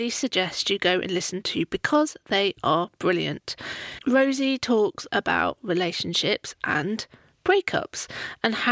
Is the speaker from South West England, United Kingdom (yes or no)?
yes; Poole, South West England, United Kingdom; I grew up in Poole in Dorset